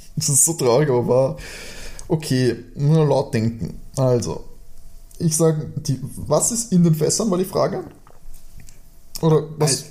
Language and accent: German; Austria; als Österreicher